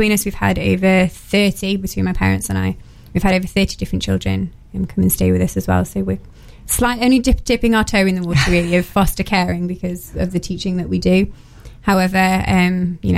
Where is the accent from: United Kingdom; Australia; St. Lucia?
United Kingdom; Nottingham, East Midlands; I'm from Nottingham originally, so I was born here